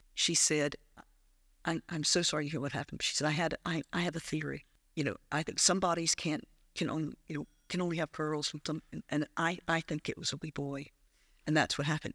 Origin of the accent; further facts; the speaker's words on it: South Carolina, United States; moved away as an adult; also born or lived in Prestwick, Ayrshire / Falkirk / Dunblane; now in Scotland; I grew up in South Carolina